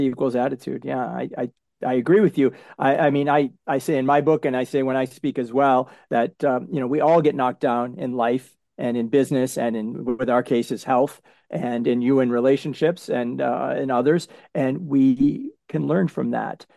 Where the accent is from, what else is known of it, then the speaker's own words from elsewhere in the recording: New England, United States; I'm from New England